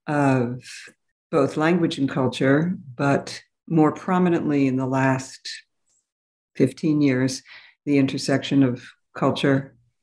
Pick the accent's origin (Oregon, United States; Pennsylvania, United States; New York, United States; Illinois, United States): New York, United States; New York City; But I grew up in New York City, and I became interested in multilingual, multicultural studies